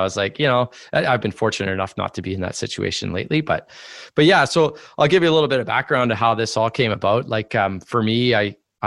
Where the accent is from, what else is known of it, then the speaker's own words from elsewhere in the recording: Northern Ontario, Canada; we're both from Northern Ontario. We both skied freestyle in Northern Ontario